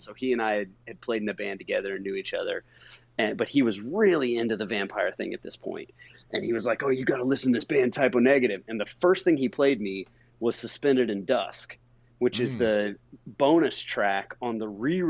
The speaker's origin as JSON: {"language": "English", "region": "Indiana", "country": "United States", "tie": "born or raised there", "said": "I was growing up in Indiana"}